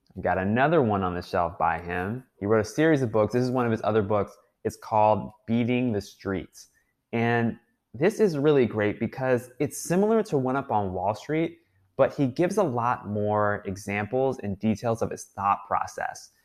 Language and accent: English; United States; me being an American